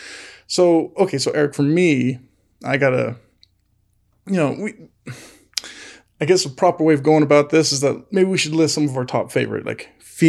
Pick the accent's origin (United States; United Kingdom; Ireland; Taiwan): United States; California; Like, we're from California. Come show us state.